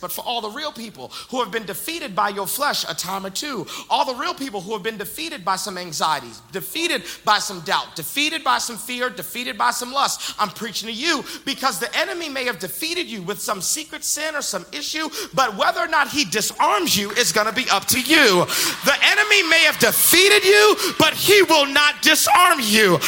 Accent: Boston, Massachusetts, United States; moved away; also born or lived in the South; I'm originally from Boston, Massachusetts, but then I moved to the South

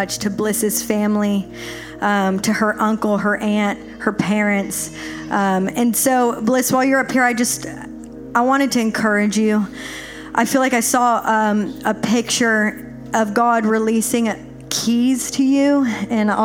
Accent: Nashville, Tennessee, United States; I'm from Nashville, a bit bigger city

